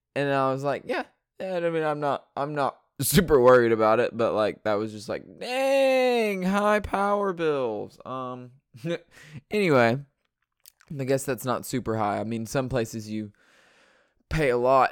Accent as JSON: {"language": "English", "region": "Georgia", "country": "United States", "tie": "born or raised there", "also_born_or_lived": "North Dakota", "said": "I am in Georgia, which is where I was born and raised in Georgia"}